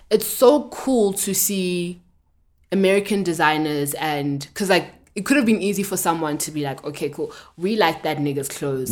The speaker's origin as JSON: {"language": "English", "country": "South Africa"}